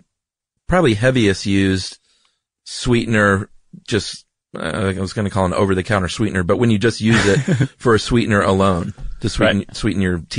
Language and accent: English; Georgia, United States; I'm from Georgia.